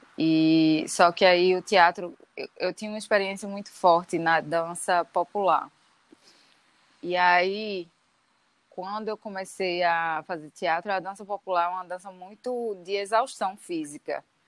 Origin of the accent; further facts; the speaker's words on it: Recife, Pernambuco, Brazil; also born or lived in Caruaru; eu nasci em Caruaru, a família da minha mãe é de Caruaru, mas eu só nasci lá e sempre morei em Recife, assim, vim para cá ainda bebê. Então sou de Recife também